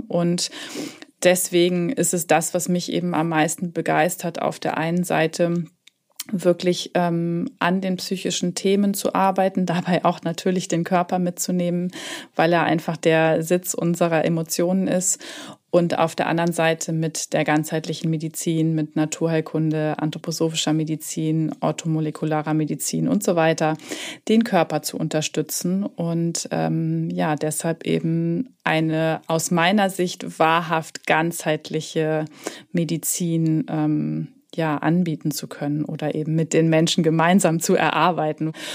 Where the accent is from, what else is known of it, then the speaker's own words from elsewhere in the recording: Hamburg, Germany; moved away; also born or lived in Southern Germany; Ich sitze in Hamburg im schönen Norden, da wo auch meine Praxis sich befindet. Und ähm, es ist tatsächlich auch meine Heimatstadt.